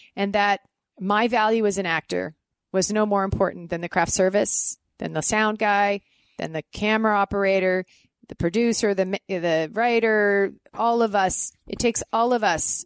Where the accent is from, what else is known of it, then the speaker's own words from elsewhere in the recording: Canada; moved away as an adult; I was Canadian